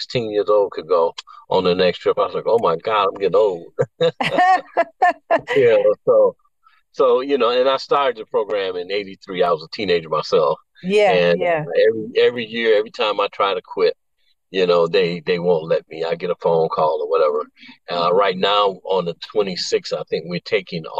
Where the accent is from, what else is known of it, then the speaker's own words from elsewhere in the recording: Chicago, Illinois, United States; I grew up in North Lawndale, and I was one of those kids just out here in the street